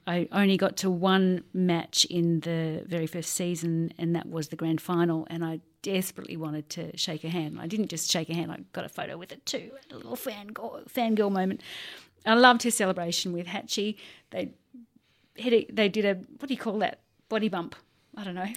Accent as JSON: {"language": "English", "town": "Sydney", "region": "New South Wales", "country": "Australia", "tie": "born or raised there", "said": "I grew up on the North Shore"}